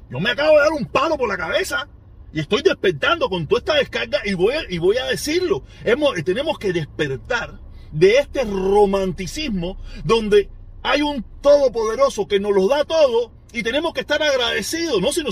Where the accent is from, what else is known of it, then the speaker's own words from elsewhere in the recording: Cuba; Nosotros somos los únicos cubanos que el secuestrador, quien nos secuestró, quien nos, quien nos obligó a depender del gobierno.